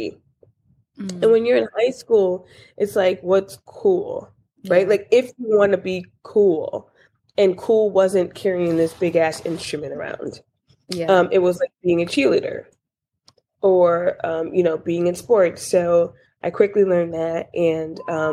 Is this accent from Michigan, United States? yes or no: no; Newburgh, New York, United States; I am originally from a small town in upstate New York named Newburgh